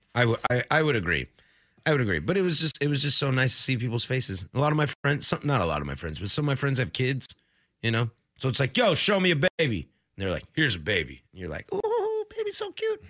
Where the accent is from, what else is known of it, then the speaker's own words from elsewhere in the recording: Washington, United States; now in Portland, United States; Washington. That's my home state